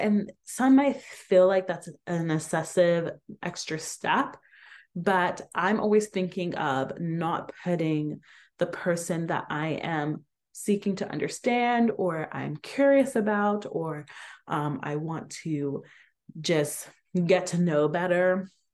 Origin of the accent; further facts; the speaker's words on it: Atlanta, Georgia, United States; moved away; growing up in Atlanta